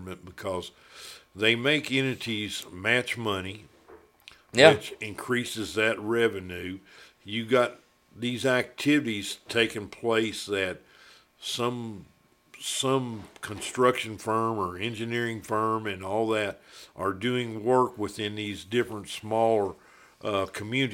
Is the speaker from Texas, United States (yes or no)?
no; Milton, Kentucky, United States; I'm originally from the big city of Milton, Kentucky.